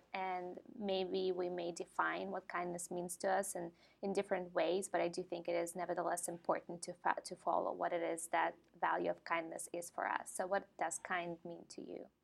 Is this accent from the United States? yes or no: no; Ukraine; moved away; I grew up in Ukraine